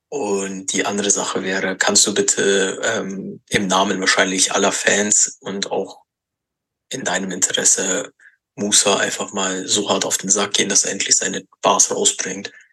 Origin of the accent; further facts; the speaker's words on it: Bayreuth, Bavaria, Germany; ich komme aus Bayreuth